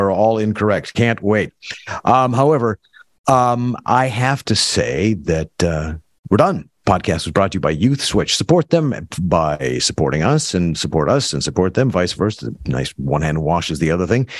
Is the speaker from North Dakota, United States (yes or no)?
yes; North Dakota, United States; I'm from North Dakota where things are plain and simple.